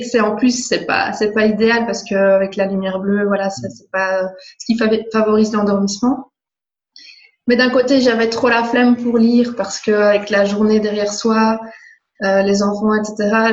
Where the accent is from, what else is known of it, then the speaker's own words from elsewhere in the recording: Belgium; je viens de Belgique